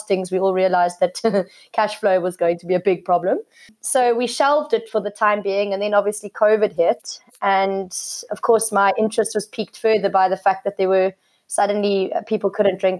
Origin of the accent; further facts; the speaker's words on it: Cape Town, Western Cape, South Africa; now in Somerset West, South Africa; I'm born and bred in Cape Town. I've been living in Somerset West for the last 7 years